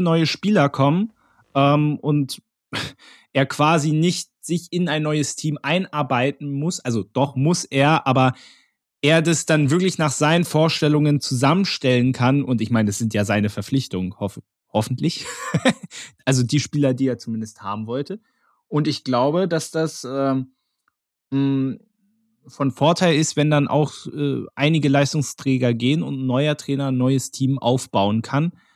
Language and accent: German; Berlin, Germany; als Berliner